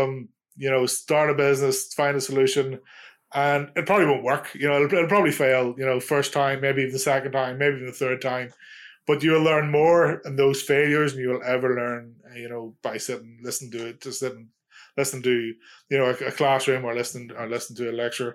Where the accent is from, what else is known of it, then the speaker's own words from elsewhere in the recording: Ireland; I'm Irish.